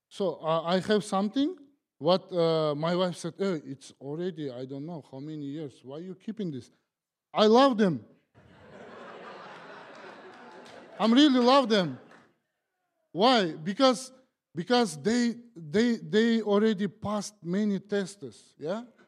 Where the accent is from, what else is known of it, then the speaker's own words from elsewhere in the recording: Kazakhstan; English is a second language; moved away as an adult; now in United States; I'm from Kazakhstan.